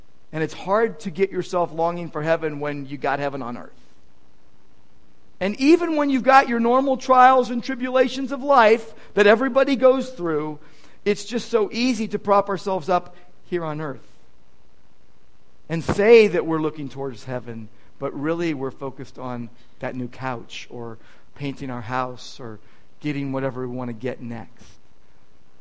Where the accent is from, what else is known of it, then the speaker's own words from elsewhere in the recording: United States; American Christians